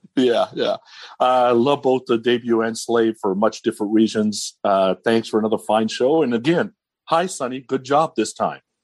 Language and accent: English; California, United States; me growing up in California